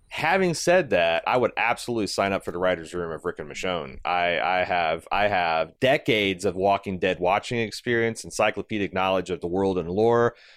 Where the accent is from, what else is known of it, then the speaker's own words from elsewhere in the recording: Midwest, United States; growing up in the Midwest